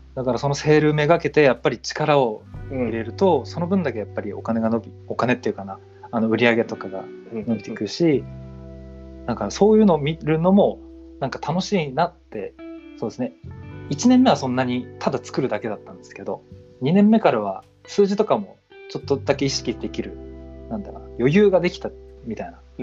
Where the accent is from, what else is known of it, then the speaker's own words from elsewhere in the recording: Niigata, Japan; moved away as an adult; now in Tokyo, Japan; あの出身が新潟なんですけど